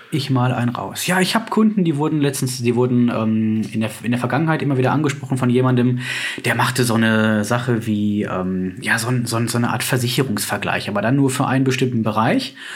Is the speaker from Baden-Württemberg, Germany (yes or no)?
no; North Rhine-Westphalia, Germany; Bei uns in NRW ist ja das mit dem Schnee, naja, da schneiden drei Flocken und schon bricht ein Chaos aus.